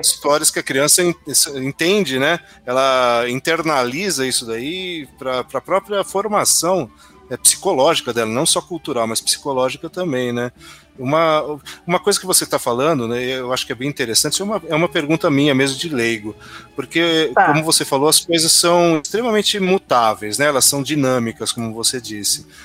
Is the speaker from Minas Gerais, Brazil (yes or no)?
no; interior of São Paulo, Brazil; Eu sou do interior de São Paulo